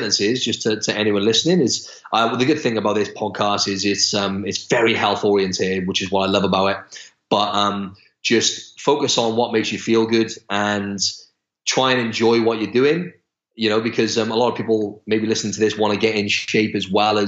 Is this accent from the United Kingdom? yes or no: yes; Wales, United Kingdom; moved away as an adult; now in Australia; I'm from Wales in the UK, and I've lived in Australia for almost 2 years now